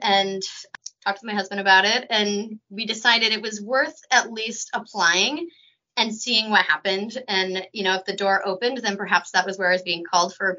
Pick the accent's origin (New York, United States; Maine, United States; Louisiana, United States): Maine, United States; Windsor; moved away as an adult; also born or lived in Vancouver, British Columbia; now in Vermont, United States; I grew up in Maine in a small town outside of Augusta called Windsor.